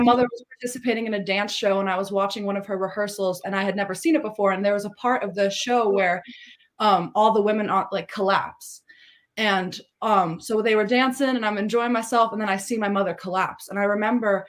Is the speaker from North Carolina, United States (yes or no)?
no; Tillamook, Oregon, United States; moved away; also born or lived in California; I was born in California and then we moved up to Oregon. I was raised around my mother, my aunt, my uncle, in a very, very, in a small town, kind of, I don't know if you know about Tillamook cheese, but where the cheese comes from in Oregon. I was raised in a small town on the coast there